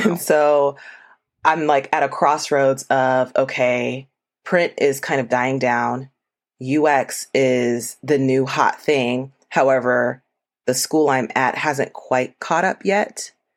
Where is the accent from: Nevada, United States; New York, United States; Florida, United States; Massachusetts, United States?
Florida, United States; moved away as an adult; now in Atlanta, United States; originally, I'm from Florida. I moved to Atlanta for my first role as an architect